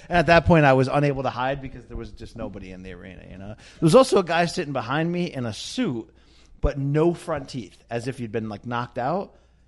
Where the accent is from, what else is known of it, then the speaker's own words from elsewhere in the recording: Naugatuck, Connecticut, United States; I come from Naugatuck, Connecticut, in the industrial Naugatuck Valley.